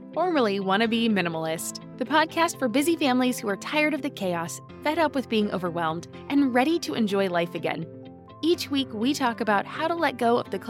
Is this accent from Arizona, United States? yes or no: no; California, United States; I grew up in Southern California, and I mean, in high school, my style was everywhere.